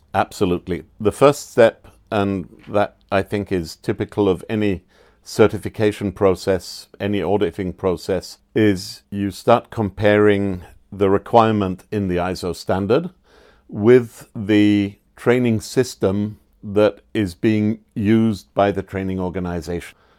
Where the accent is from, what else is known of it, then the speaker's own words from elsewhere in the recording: England, United Kingdom; now in Austria; I grew up in England